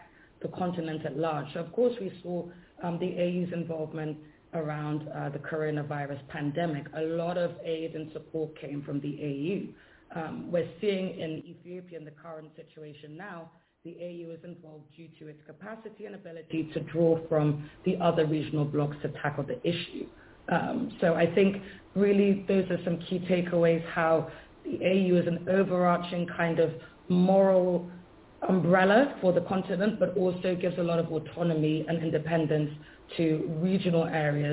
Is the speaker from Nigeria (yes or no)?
yes; Nigeria; I'm Nigerian